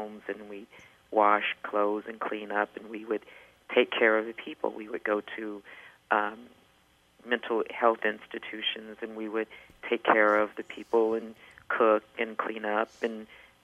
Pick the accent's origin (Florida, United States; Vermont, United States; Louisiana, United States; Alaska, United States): Louisiana, United States; Alexandria; now in California, United States; I grew up in Alexandria, Louisiana